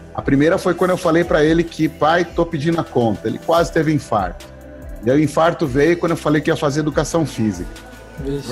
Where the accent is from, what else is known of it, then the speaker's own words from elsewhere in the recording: São Bernardo do Campo, São Paulo, Brazil; eu sou natural de São Bernardo, tá? É uma cidade que é ABC Paulista, em São Paulo